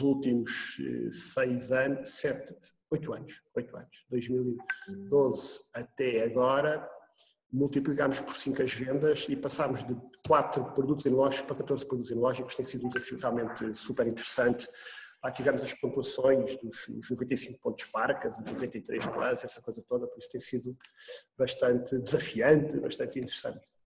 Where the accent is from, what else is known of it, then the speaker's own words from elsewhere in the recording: Portugal; moved away as an adult; also born or lived in Argentina; como português que somos, família, quisemos voltar para Portugal